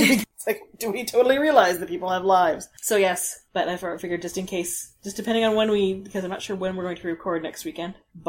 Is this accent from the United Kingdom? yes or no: no; Canada; Because I'm Canadian.